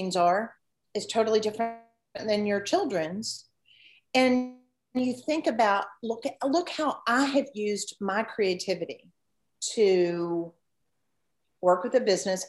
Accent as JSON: {"language": "English", "town": "Memphis", "region": "Tennessee", "country": "United States", "tie": "born or raised there", "said": "I grew up here in Memphis."}